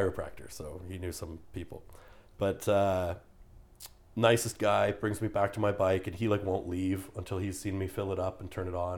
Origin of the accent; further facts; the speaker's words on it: Canada; I'm a Canadian in Texas